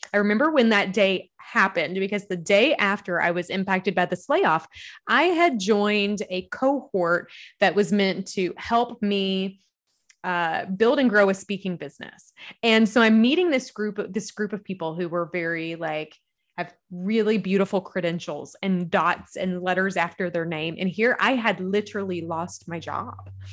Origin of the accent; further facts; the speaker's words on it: Kentucky, United States; accent: Southern; I am a Southern gal. You'll hear the accent. I'm from Kentucky